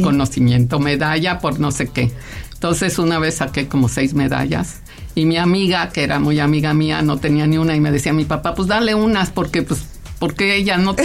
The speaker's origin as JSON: {"language": "Spanish", "country": "Mexico", "tie": "born or raised there", "also_born_or_lived": "Caracas, Venezuela", "said": "yo nací en Caracas, Venezuela, pero pues toda ah. mis papás emigrantes italianos llegaron a México en el 57, o sea, yo tenía cinco años"}